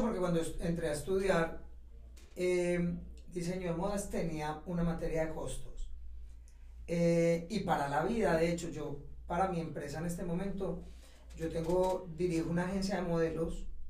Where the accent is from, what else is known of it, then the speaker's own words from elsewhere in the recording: Ciudad Bolívar, Antioquia, Colombia; moved away; also born or lived in London / Madrid; yo estudié en Bolívar y cuando terminé el bachillerato